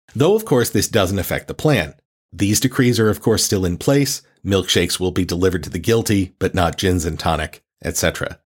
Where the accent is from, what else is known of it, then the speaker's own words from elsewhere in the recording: United States; as an American